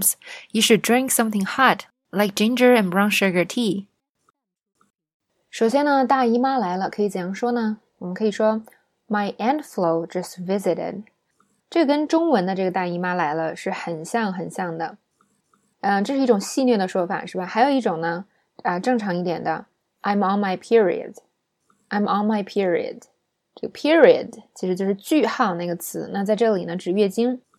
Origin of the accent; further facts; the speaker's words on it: China; 那么，作为中国人呢，我就说了啊，吃凉的东西呢，会让你的呃痛经更严重